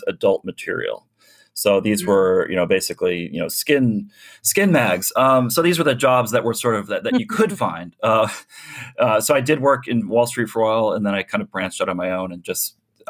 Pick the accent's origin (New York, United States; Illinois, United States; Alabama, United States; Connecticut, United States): Illinois, United States; Chicago; moved away; I was born in Chicago, actually grew up on the south side, south suburbs